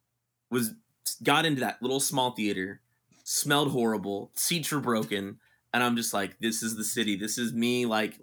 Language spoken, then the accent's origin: English; South Bay, California, United States; now in San Francisco, United States; growing up in the South Bay